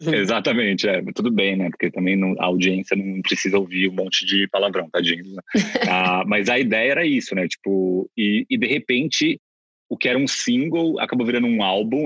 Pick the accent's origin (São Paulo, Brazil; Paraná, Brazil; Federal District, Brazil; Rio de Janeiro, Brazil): São Paulo, Brazil; Bauru; Eu sou de Bauru, do interior de São Paulo